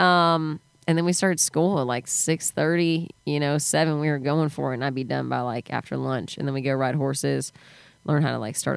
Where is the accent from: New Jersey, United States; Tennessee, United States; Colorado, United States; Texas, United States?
Texas, United States; New Braunfels; moved away; I grew up in New Braunfels in between San Antonio and Austin, and now it's such a hot spot.